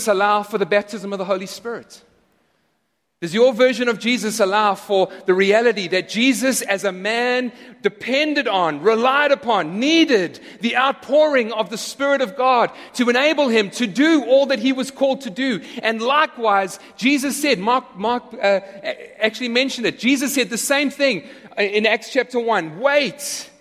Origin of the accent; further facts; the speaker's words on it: South Africa; now in United States; I'm no longer a citizen of South Africa